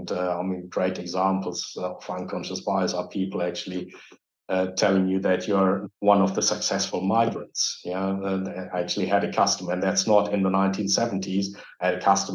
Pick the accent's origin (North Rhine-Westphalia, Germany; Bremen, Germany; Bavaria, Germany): North Rhine-Westphalia, Germany; Dortmund; English is a second language; I grew up here. I was born here. I was educated here.